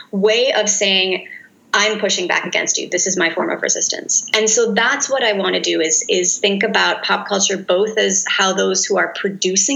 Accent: United States; an American researcher in Turkey

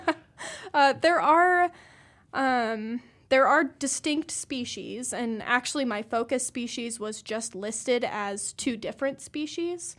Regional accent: Colorado, United States; moved away as an adult; also born or lived in Nebraska / Idaho; now in Missoula, United States; I'm from Colorado originally, went to Nebraska

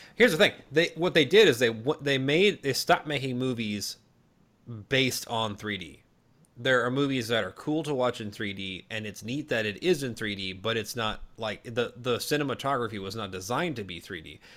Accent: Minnesota, United States; I'm from Minnesota

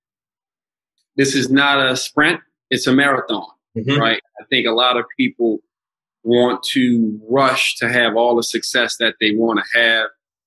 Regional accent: the South, United States; moved away as an adult; I came from the South and a lot of my interactions were mainly with people that looked like me.

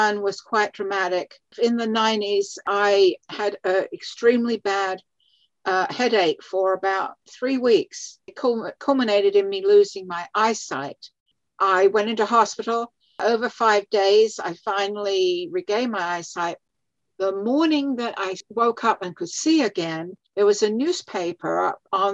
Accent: London, United Kingdom; moved away as an adult; also born or lived in South Dakota / Massachusetts; now in Valrico, United States; I was born in London, in England. And I lived there until I was about 22, actually.

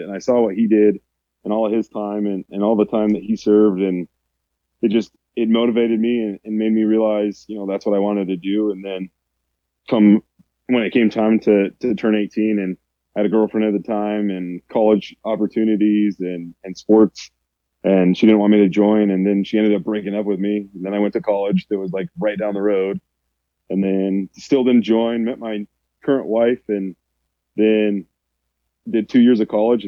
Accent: Rifle, Colorado, United States; moved away; growing up, we lived in a town called Rifle, Colorado

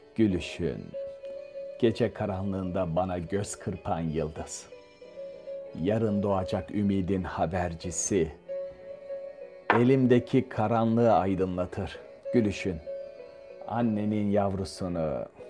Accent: Istanbul, Turkey; moved away as an adult; now in Paris, France; Boğaz içi. En dar yerinde büyüdüm.

